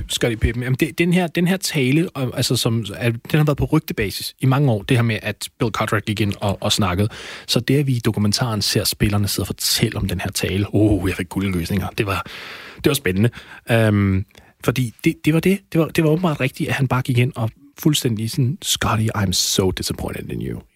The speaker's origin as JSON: {"language": "Danish", "country": "Denmark"}